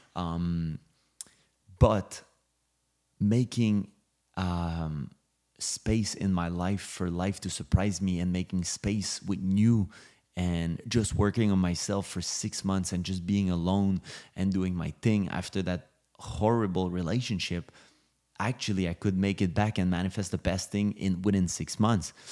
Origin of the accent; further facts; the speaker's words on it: Montreal, Quebec, Canada; also born or lived in Los Angeles; now in Miami, United States; I'm from Montreal, Canada